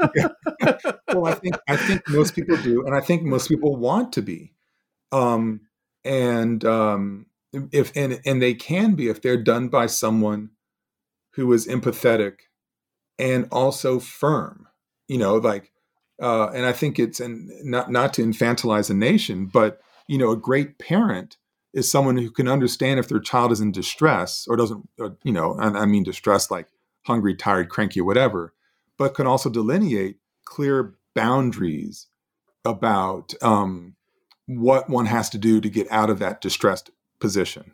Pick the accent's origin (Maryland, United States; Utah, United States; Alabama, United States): Alabama, United States; Montgomery; we would have broken the colorline of Montgomery Academy